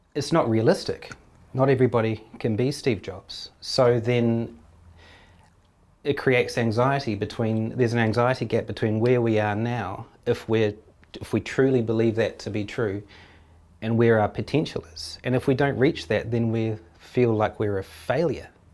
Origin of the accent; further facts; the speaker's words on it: New Zealand; as a Kiwi